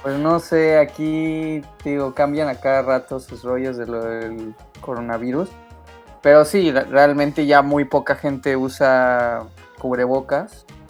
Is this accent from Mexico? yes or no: yes; Mexico City, Mexico; now in Canada; yo soy de la Ciudad de México